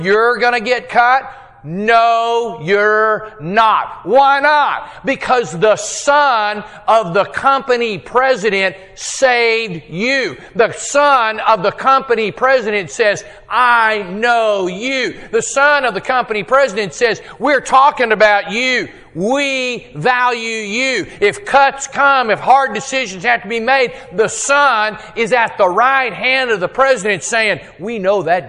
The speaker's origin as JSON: {"language": "English", "region": "Texas", "country": "United States", "said": "I'm a Texan"}